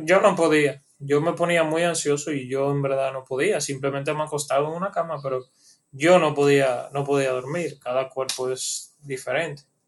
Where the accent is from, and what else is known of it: Dominican Republic